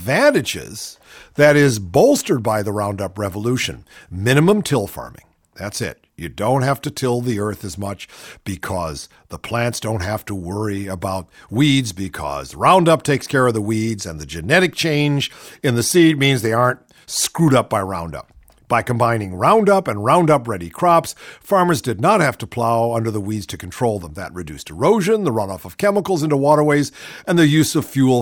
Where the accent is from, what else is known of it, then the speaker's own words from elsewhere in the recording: Ohio, United States; Ohio, my home state